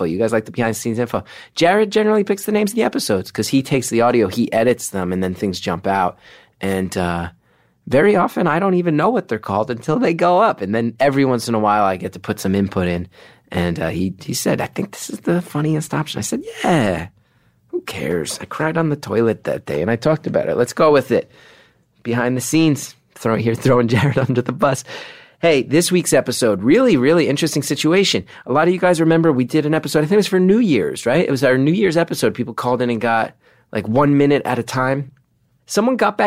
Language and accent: English; New York, United States; my New Yorkers, my hometown, my home base, my people